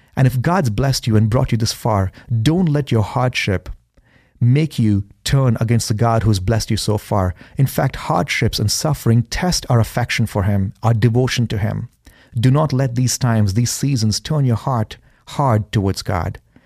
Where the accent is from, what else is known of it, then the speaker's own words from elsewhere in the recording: India; now in Boise, United States; growing up in India, I've been homeless in India